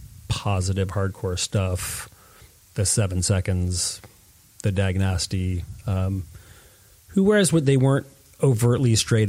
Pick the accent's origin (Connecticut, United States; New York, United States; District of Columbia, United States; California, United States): Connecticut, United States; Stratford; I grew up and did most of my, formative years in Stratford, which is sort of southern Connecticut between Bridgeport and New Haven